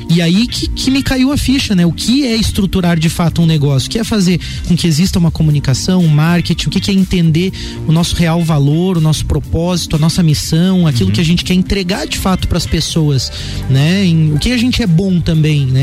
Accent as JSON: {"language": "Portuguese", "town": "Lages", "region": "Santa Catarina", "country": "Brazil", "tie": "born or raised there", "also_born_or_lived": "Curitiba", "said": "Eu sou natural de Lages mesmo. É, apesar de que nasci aqui e meus pais retornaram a Curitiba, então bem pequeno, vivi a minha primeira infância, né, uhum. naquela cidade. Quando retornei a Lages, então, é, pequeno ainda"}